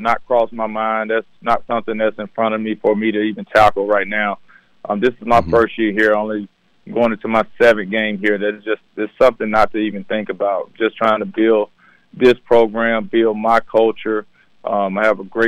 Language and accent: English; Jackson, Mississippi, United States; Born and raised in Jackson